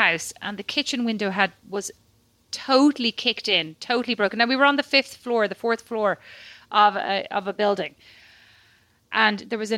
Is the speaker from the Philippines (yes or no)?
no; Ireland; moved away; also born or lived in Paris; being Irish